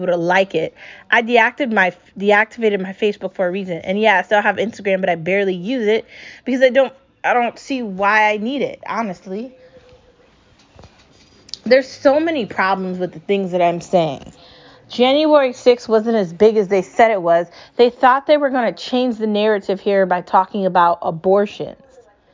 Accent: United States; I'm an American and I'm proud

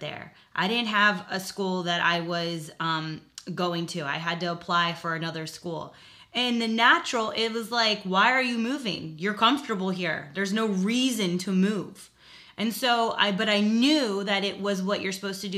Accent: South Florida, United States; moved away as an adult; now in Virginia, United States; I lived in South Florida

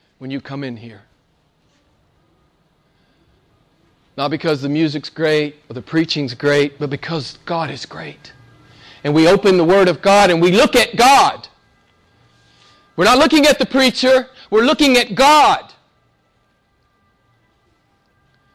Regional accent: the American South, United States; accent: southern; my southern accent

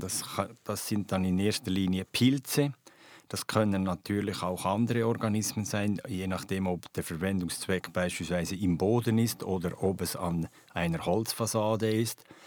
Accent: Switzerland; bei uns in der Schweiz

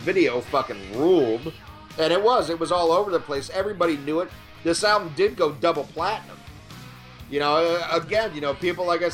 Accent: Kankakee, Illinois, United States; I grew up in Kankakee, Illinois

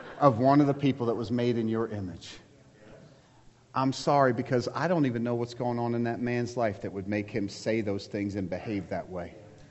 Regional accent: United States; I'm American, I'm a Christ follower.

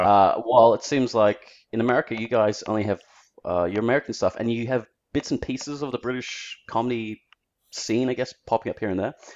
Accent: Melbourne, Victoria, Australia; I'm in Australia, I have to say I'm Australian.

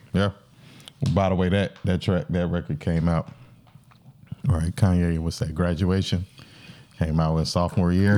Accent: North Carolina, United States; I'm from North Carolina.

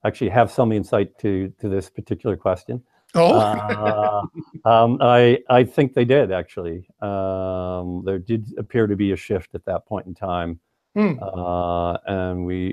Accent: New England, United States; I'm from New England

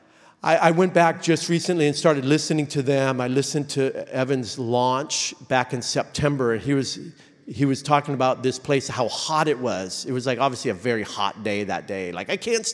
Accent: Oregon, United States; We're from Oregon

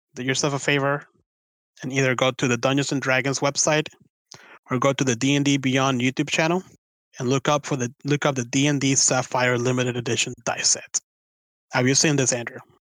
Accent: Venezuela; now in United States; it reminds me so much of like my home country

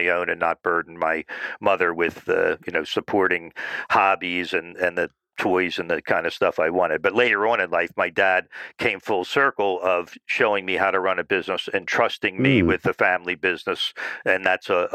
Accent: New Jersey, United States; I grew up in South Jersey, sort of a suburb type of community

